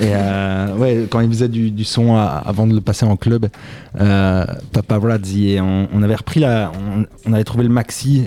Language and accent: French; Braine-le-Château, Wallonia, Belgium; je viens de Braine-Château, c'est un petit village entre quatre grandes villes.